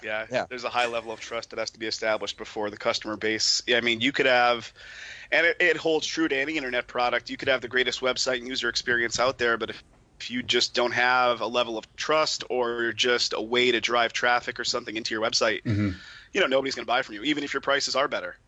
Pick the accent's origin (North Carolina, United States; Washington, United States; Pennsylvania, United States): Pennsylvania, United States; moved away as an adult; now in Las Vegas, United States; originally from uh, Pennsylvania, where Jason and I were good personal buds, and I moved out to Vegas just about two years ago